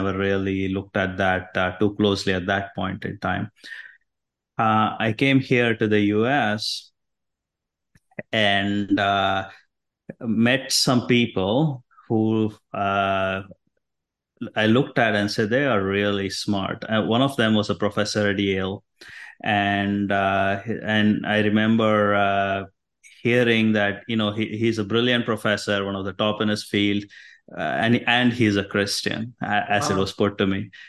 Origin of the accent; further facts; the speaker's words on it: India; moved away as an adult; now in United States; So I was raised in India. Grew up in a Hindu family.